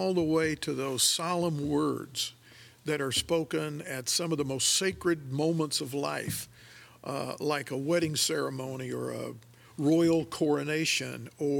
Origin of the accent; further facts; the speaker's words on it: Michigan, United States; moved away as an adult; growing up in Michigan